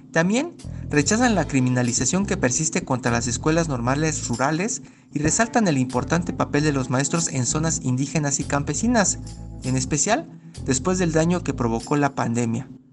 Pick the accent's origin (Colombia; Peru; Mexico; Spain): Mexico; como pueblo mexicano